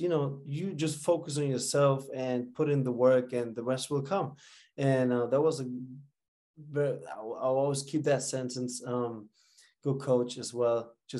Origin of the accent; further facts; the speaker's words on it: Bremen, Germany; moved away as an adult; also born or lived in New York; I grew up in Bremen, never made the academy in Werder Bremen